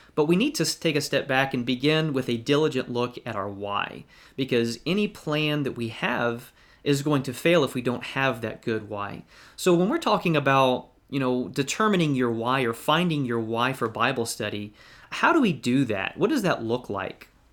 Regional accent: Valdosta, Georgia, United States; now in Westfield, United States; I grew up in Valdosta, Georgia

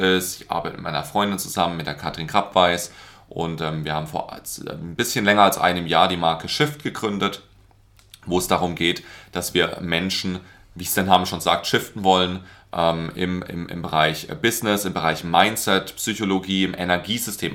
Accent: Karlsruhe, Baden-Württemberg, Germany; ich komme aus Karlsruhe

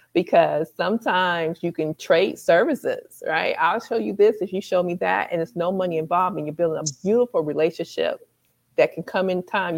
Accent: Michigan, United States; moved away; Michigan's my hometown

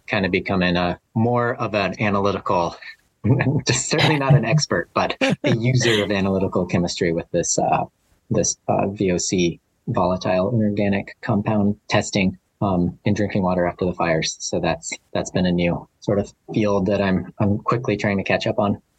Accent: Flagstaff, Arizona, United States; moved away as an adult; also born or lived in Oahu, Hawaii; now in Maui, United States; I'm originally from Flagstaff, Arizona. So that's where I was born.

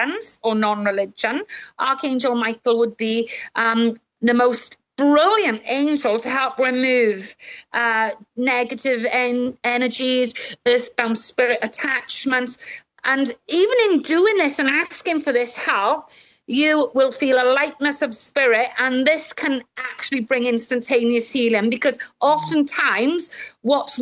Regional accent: Welsh, Wales, United Kingdom; I'm Welsh

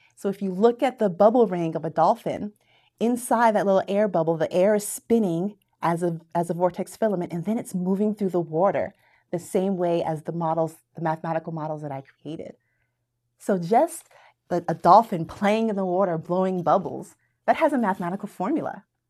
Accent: Daytona Beach, Florida, United States; moved away; I grew up in Daytona Beach, Florida

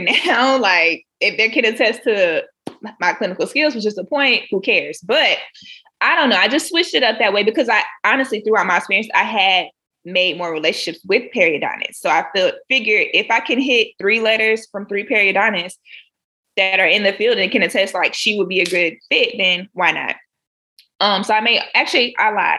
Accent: Jacksonville, Florida, United States; moved away as an adult; also born or lived in Orlando, Florida; now in South Carolina, United States; I'm originally from Jacksonville, Florida

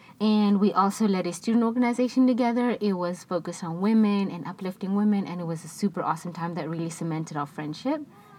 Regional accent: Pretoria, Gauteng, South Africa; I am from Pretoria, South Africa.

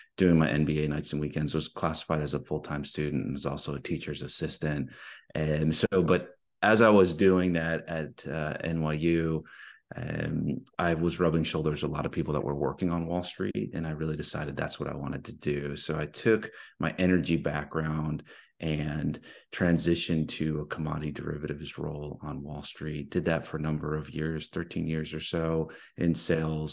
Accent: East Coast, United States; now in Houston, United States; I grew up in the East Coast

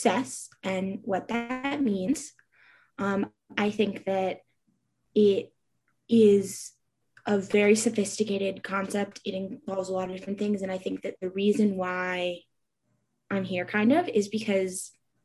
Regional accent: New York City, New York, United States; moved away as an adult; now in Ulster County, United States; I'm originally from New York City, and I lived there until a few months ago, and now I live in Ulster County

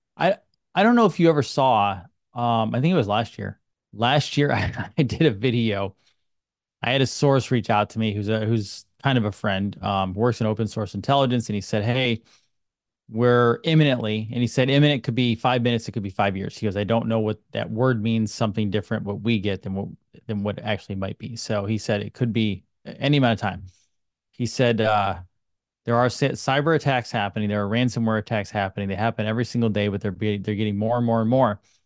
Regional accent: United States; I'm an American

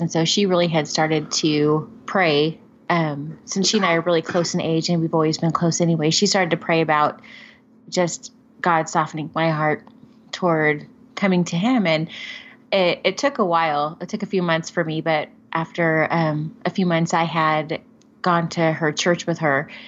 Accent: Covina, California, United States; I grew up in Southern California

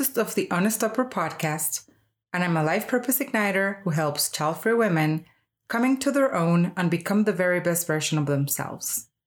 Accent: Colombia; was born in Colombia and I was raised here. I've been here most of my life

